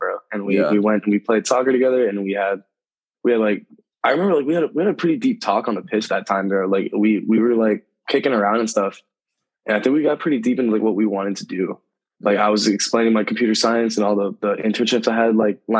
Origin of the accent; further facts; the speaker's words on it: Williston, Florida, United States; also born or lived in Austin, Texas / Seattle, Washington; now in North Bend, United States; there's a city in my hometown, it's called Williston, Florida.